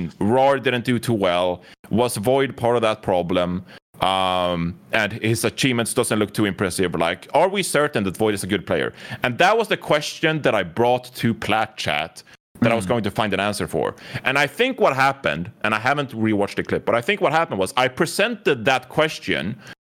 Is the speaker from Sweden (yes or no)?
yes; Sweden; I'm from Sweden